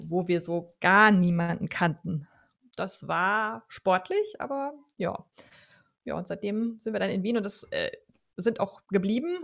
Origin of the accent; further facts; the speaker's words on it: Rhineland, Germany; moved away as an adult; now in Vienna, Austria; ich komme ursprünglich aus Deutschland und ähm, eben aus dem Rheinland